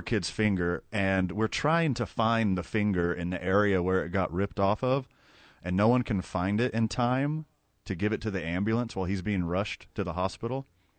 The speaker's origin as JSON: {"language": "English", "town": "Houston", "region": "Texas", "country": "United States", "tie": "born or raised there", "said": "And you know, I'm from Houston, Fred."}